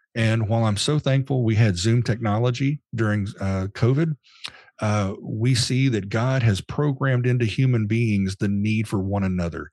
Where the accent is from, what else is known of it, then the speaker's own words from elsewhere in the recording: Dallas, Texas, United States; moved away as an adult; now in Nashville, United States; my mind always defaults to Dallas Fort Worth. That's where I grew up